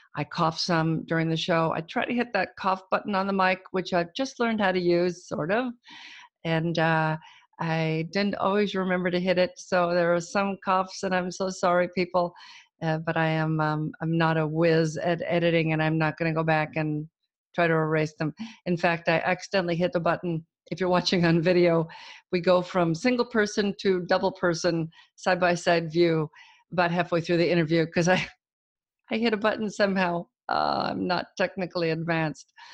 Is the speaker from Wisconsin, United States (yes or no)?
no; Auburn, California, United States; I'm from Auburn